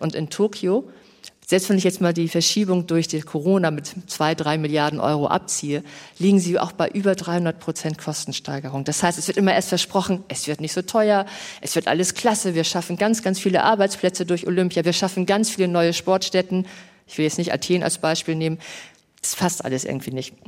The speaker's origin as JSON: {"language": "German", "region": "Hamburg", "country": "Germany", "said": "Ich komme aus Hamburg."}